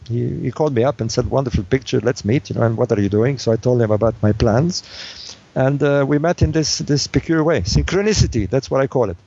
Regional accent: Alexandria, Alexandria Governorate, Egypt; moved away; I was born in Egypt in the city of Alexandria

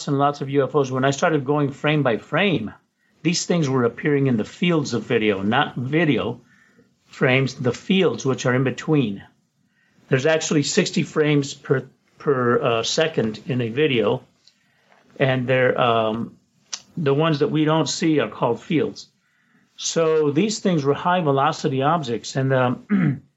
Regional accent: Roswell, New Mexico, United States; now in Los Angeles, United States; At that time, I was in Roswell, New Mexico. That's my hometown, by the way.

